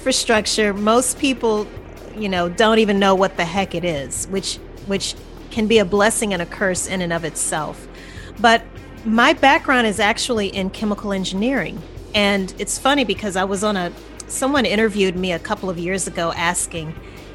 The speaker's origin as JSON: {"language": "English", "region": "Louisiana", "country": "United States", "also_born_or_lived": "New Orleans", "moved": "as an adult", "lives_now": "Atlanta, United States", "said": "I'm from Louisiana originally"}